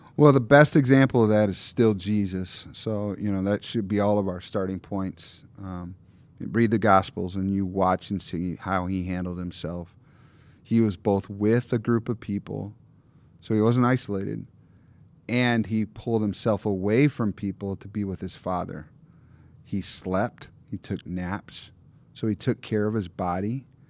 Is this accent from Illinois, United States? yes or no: no; Lower Michigan, United States; moved away; also born or lived in Minneapolis; I grew up in Lower Michigan